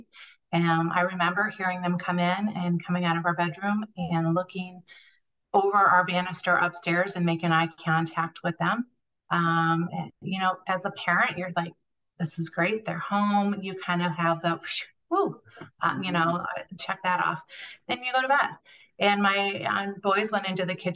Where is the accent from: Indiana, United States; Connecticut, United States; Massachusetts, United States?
Indiana, United States; Northern; I am from Northern Indiana